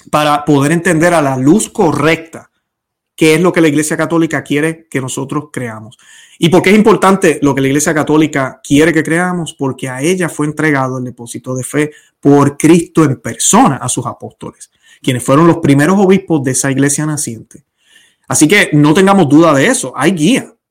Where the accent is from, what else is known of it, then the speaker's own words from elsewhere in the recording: Puerto Rico; No me interesa que me hables de lo linda que es la isla de Puerto Rico, yo como boricua, o mi esposa que es colombiana